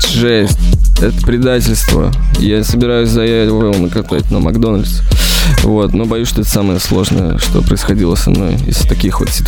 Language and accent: Russian; Russia; Я вырос в России.